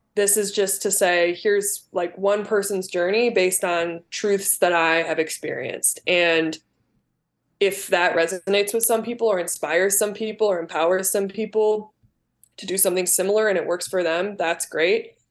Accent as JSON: {"language": "English", "area": "Southwest suburbs of Chicago", "region": "Illinois", "country": "United States", "tie": "born or raised there", "also_born_or_lived": "Glen Ellyn, Illinois", "said": "I grew up in the South, Su-, Southwest suburbs"}